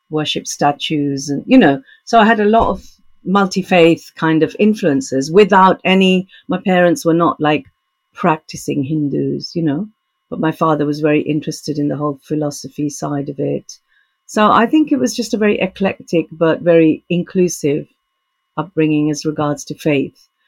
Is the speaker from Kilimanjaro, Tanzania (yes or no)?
no; Tanga, Tanga Region, Tanzania; born there; also born or lived in India; My upbringing was sort of in three continents. You know, I was born in Tanga, Tanzania, but my dad was a teacher, Punjabi, so every three years we used to go back to India for like a visit come back to Africa.